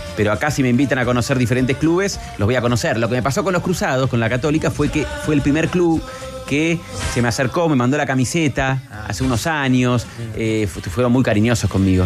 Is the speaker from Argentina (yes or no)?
yes; Argentina; Yo soy del Rojo y de Argentina